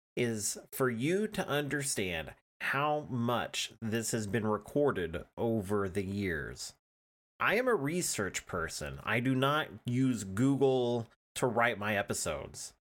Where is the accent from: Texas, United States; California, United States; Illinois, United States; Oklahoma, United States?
Oklahoma, United States; I'm an Oklahoman